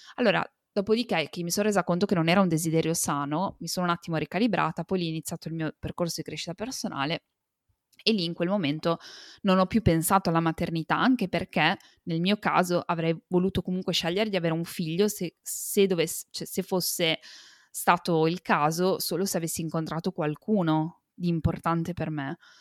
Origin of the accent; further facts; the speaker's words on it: Italy; sono nata e cresciuta in Italia